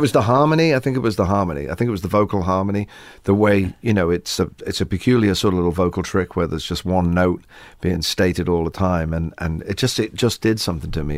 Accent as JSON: {"language": "English", "region": "England", "country": "United Kingdom", "said": "Maybe we're English"}